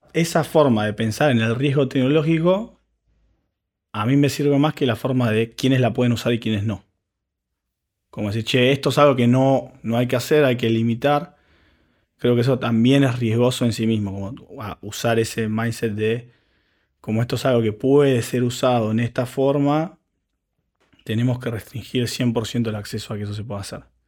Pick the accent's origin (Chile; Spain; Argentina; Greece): Argentina; nosotros como, argentinos